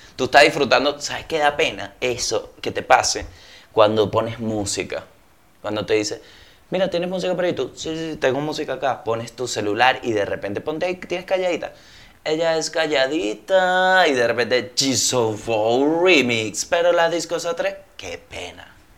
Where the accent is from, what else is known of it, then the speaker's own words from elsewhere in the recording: Venezuela; moved away; ya yo no soy venezolano